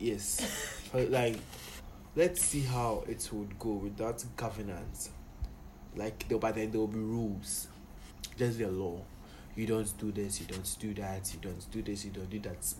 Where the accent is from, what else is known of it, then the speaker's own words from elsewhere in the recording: Ghana; I really wish I wasn't a Ghanaian.